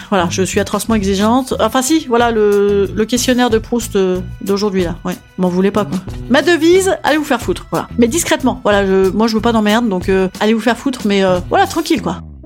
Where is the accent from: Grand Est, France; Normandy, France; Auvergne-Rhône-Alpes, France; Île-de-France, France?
Normandy, France; je suis normande